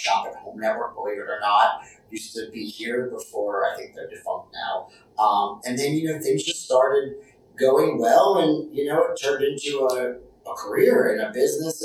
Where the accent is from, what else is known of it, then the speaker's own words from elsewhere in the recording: outside New York City, United States; moved away as an adult; also born or lived in New Jersey; now in Nashville, United States; I grew up outside New York City.